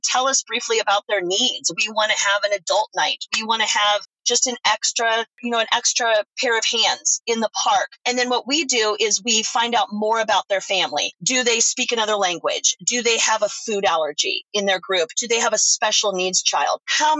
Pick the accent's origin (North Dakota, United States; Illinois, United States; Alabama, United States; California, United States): California, United States; Southern; I'm also from Southern California